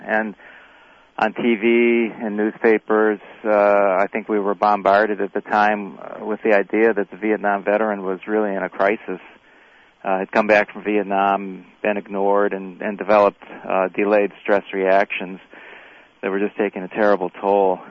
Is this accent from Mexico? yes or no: no; Crawfordsville, Indiana, United States; also born or lived in South Korea; I was in Crawfordsville, Indiana, which is essentially where I grew up